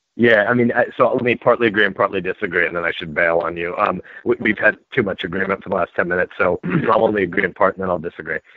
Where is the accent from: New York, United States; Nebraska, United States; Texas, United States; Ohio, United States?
Nebraska, United States; I'm a Nebraskan